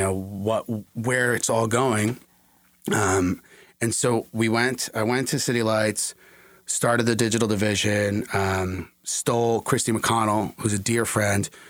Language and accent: English; New York, United States; I'm a New Yorker